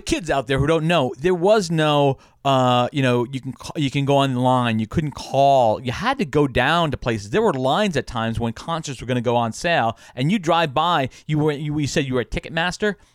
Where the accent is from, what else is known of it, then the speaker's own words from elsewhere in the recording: Long Island, New York, United States; I grew up on Long Island